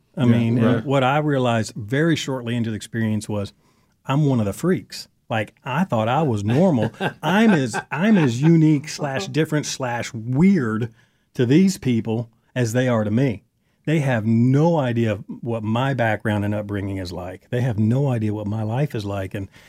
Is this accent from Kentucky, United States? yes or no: yes; Kentucky, United States; also born or lived in Wisconsin / Phoenix / Baltimore; And I'm from Kentucky, but I was born in Wisconsin and lived in Phoenix, Arizona, Baltimore, Maryland, Eastern Kentucky, Western Kentucky.